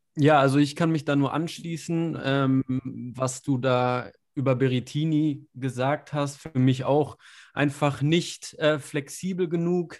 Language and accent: German; Germany; als Deutscher